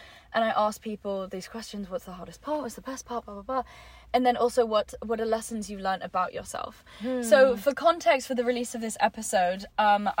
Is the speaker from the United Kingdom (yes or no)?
yes; England, United Kingdom; moved away as an adult; also born or lived in New York; being English in the States